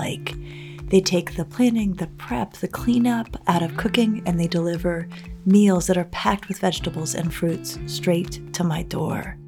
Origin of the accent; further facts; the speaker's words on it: Denver, Colorado, United States; hiking and rock climbing I did growing up in Denver